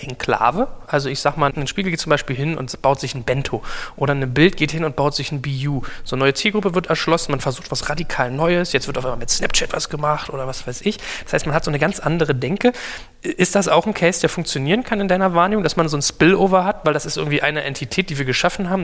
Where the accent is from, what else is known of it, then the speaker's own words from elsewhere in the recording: Germany; als Deutscher